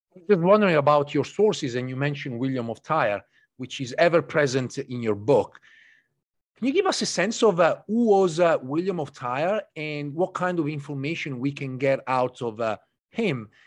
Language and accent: English; near Canossa Castle, Emilia-Romagna, Italy; moved away; I grew up in North of Italy, very close to a, a small castle known as Castello di Canossa, Canossa Castle